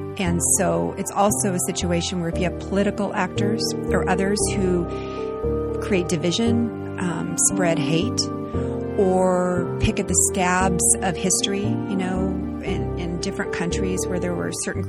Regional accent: Las Vegas, Nevada, United States; I grew up in Nevada, in Las Vegas, Nevada.

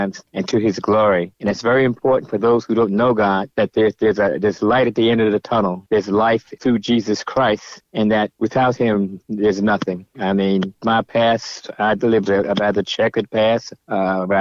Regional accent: Newark, New Jersey, United States; I was born and raised in Newark, New Jersey.

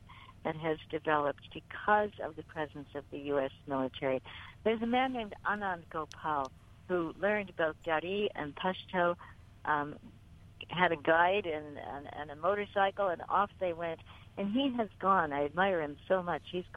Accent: United States; I was from the United States

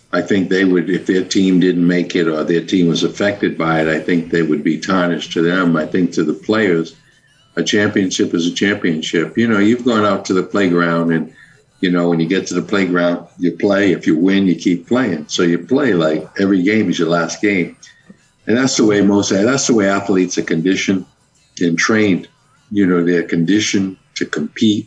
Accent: Cambridge, Massachusetts, United States; now in Florida, United States; growing up in Cambridge, Mass.

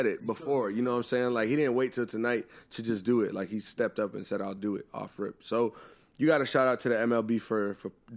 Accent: Pennsylvania, United States; Philly because that's my home state.

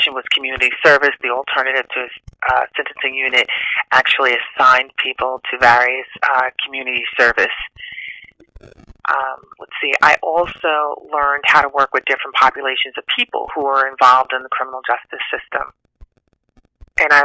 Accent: New Rochelle, New York, United States; I'm from Westchester County. I grew up in New Rochelle, New York.

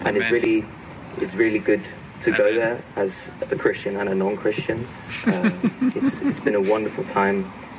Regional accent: Netherlands; English is a second language; Well, I'm from the Netherlands.

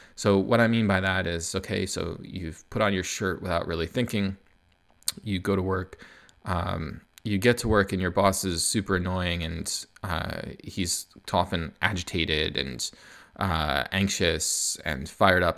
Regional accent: United States; moved away as an adult; now in Canada; I'm American, but I live in Canada

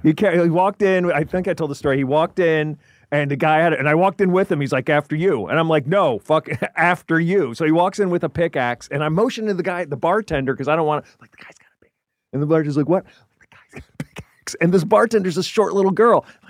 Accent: New Jersey, United States; also born or lived in Tennessee; primarily New Jersey

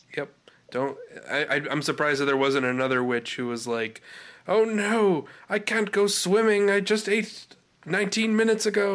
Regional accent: United States; we're American

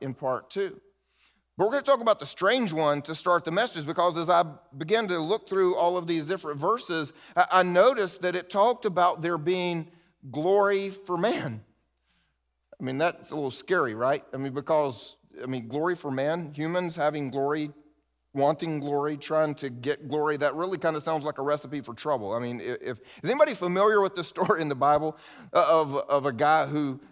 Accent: the South, United States; I grew up in the South with old Southerners

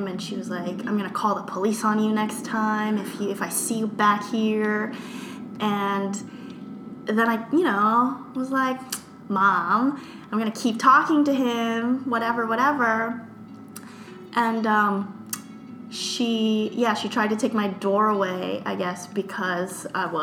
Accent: United States; growing up in the Philippines is a lot different than growing up here. And my family and I were first generation Americans

